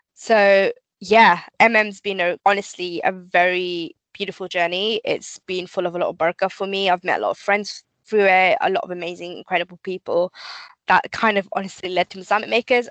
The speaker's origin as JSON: {"language": "English", "region": "London", "country": "United Kingdom", "tie": "born or raised there", "moved": "as an adult", "lives_now": "near Slough, United Kingdom", "said": "Growing up specifically, I think in East London, you go to kind of state schools"}